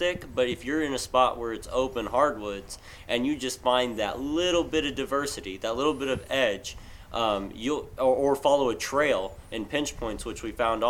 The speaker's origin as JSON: {"language": "English", "region": "Illinois", "country": "United States", "said": "I'm from Illinois"}